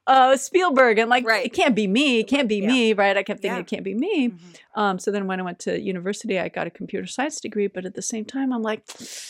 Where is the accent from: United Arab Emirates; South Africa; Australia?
United Arab Emirates; Abu Dhabi; moved away; I grew up in Abu Dhabi in the UAE.